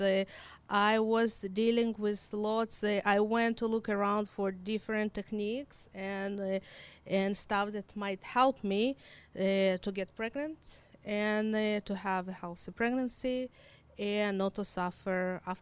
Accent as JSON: {"language": "English", "country": "Israel", "tie": "born or raised there", "also_born_or_lived": "Ukraine", "accent": "combination of Hebrew, Russian, and Ukrainian", "second_language": "English", "moved": "as an adult", "lives_now": "Winnipeg, Canada", "said": "I was born in Ukraine. And in 1991, my parents made a decision to relocate to Israel. So when I was 9, we moved to Israel and I lived there for 26 years"}